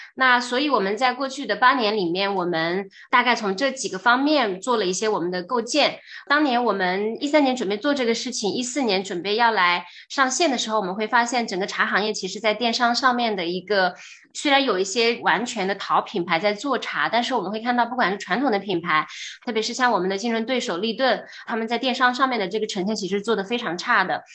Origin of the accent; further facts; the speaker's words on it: China; 我们中国人的血液里面都是流淌着茶的基因的